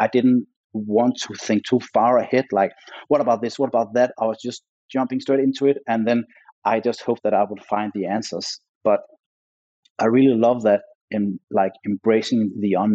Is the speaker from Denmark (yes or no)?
yes; Denmark; moved away as an adult; also born or lived in Los Angeles, United States; I came back with my LA mindset to my home country